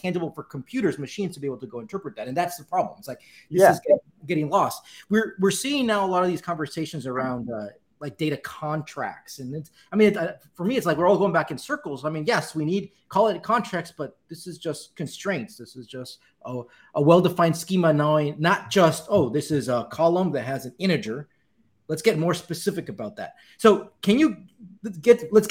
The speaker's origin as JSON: {"language": "English", "town": "Cali", "region": "Valle del Cauca", "country": "Colombia", "tie": "born or raised there", "moved": "yes", "said": "I grew up in Cali, Colombia, which is the salsa capital of the world"}